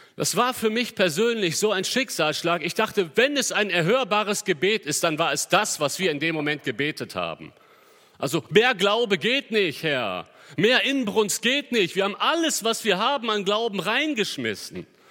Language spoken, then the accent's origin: German; Cologne, North Rhine-Westphalia, Germany; als Kölner